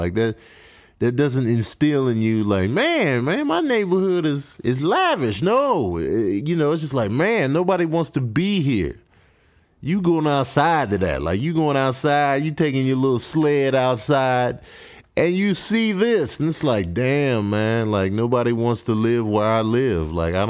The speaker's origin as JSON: {"language": "English", "town": "Grand Rapids", "region": "Michigan", "country": "United States", "tie": "born there", "said": "And, you know, Dave was born in Detroit, and I was born in Grand Rapids, Michigan. So it was a big Michigan connect."}